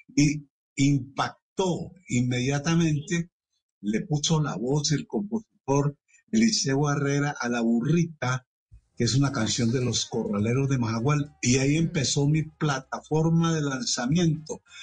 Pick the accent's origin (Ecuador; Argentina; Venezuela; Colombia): Colombia; Medellín, Antioquia; yo soy de Medellín, de un barrio que se llama Naranjal muy cercano a la mm. Plaza de Toros, al estadio, al centro, un barrio que de niño me hizo como un periodista